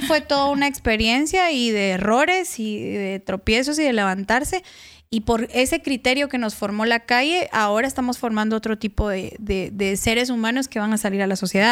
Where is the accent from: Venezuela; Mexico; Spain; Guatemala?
Guatemala; accent: chapín; moved away; Yo soy de una región de, de Guatemala que, bueno, Guatemala empezando es un país pequeñitito, pero estamos muy segregados también y muy divididos culturalmente. Es, yo soy de Chiquimula y de Zacapa